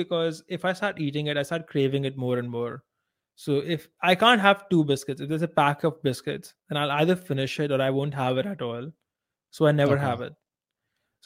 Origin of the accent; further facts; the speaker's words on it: India; I am Indian